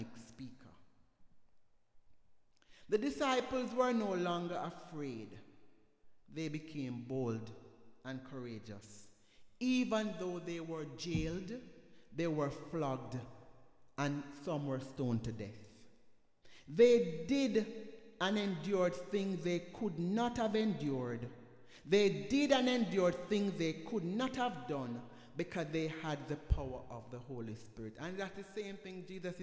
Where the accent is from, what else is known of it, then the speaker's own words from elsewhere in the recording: Jamaica; moved away; where I'm the only Jamaican